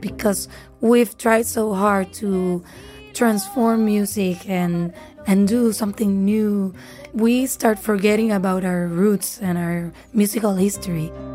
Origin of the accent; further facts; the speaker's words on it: Puerto Rico; I'm from Puerto Rico